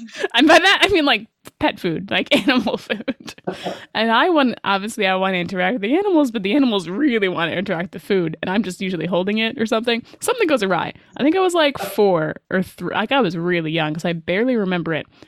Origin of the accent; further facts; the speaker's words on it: Delta, British Columbia, Canada; I grew up in Delta, so like North Delta. So we just go to Ladner every school year